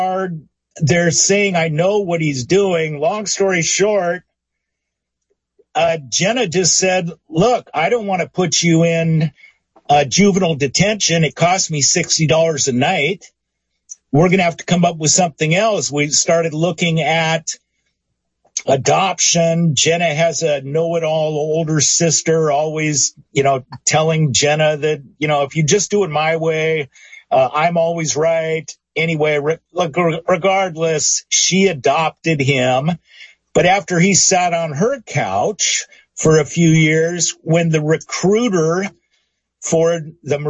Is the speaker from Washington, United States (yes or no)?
yes; Seattle, Washington, United States; I'm from Seattle.